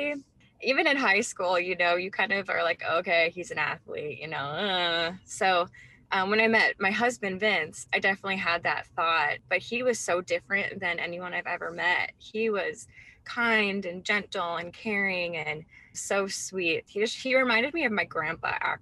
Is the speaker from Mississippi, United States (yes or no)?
no; Wisconsin, United States; moved away as an adult; also born or lived in New Orleans; now in Miami, United States; we're originally from Wisconsin